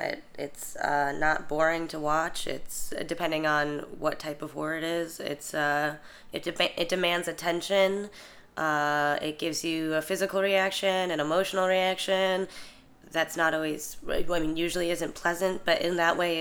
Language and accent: English; Chicago, Illinois, United States; I'm from Chicago.